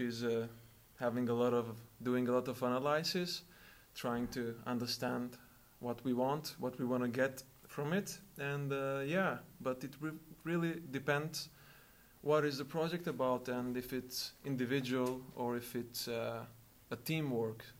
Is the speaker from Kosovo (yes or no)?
yes; Kosovo; now in Lund, Sweden; I'm from Kosovo. I study here at Lund University